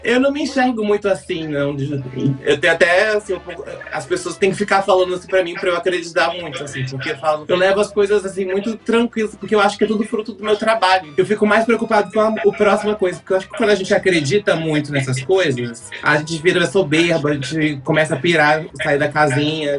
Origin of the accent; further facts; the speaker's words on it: Brazil; sou do Brasil